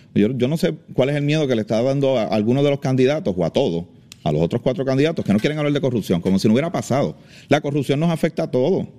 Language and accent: Spanish; Trujillo Alto, Puerto Rico; nacido y criado en Trujillo Alto